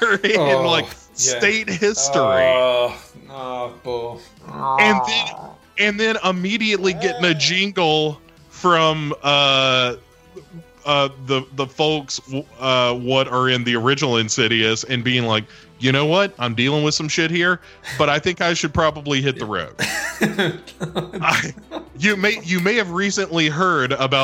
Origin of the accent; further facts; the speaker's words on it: United States; I'm an American